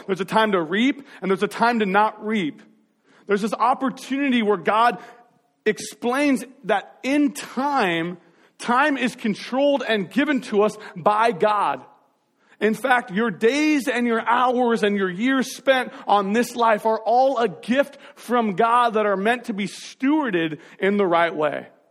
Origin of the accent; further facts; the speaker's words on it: Marysville, Washington, United States; we grew up in North Marysville over by that sad Albertsons that's no longer there anymore.